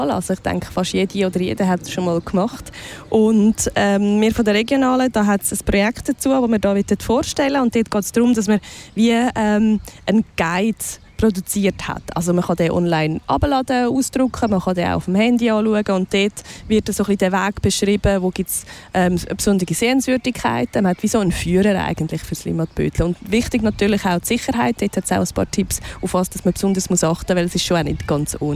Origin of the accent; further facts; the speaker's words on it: Zurich, Switzerland; also ich bin natürlich da äh, auch aufgewachsen, also im Limatal. Das ist schon auch ein Stück von meiner Heimat